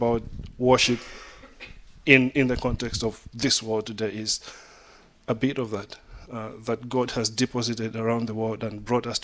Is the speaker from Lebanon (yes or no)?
no; Malawi; moved away as an adult; also born or lived in Switzerland; now in Minneapolis, United States; Growing up in Malawi, it was reggae morning to evening, all day